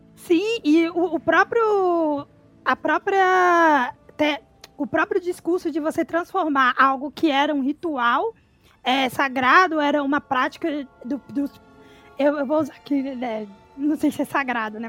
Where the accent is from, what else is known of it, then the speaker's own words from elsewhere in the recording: Ribeirão das Neves, Minas Gerais, Brazil; Eu sou de Ribeirão das Neves, região metropolitana de Belo Horizonte, Minas Gerais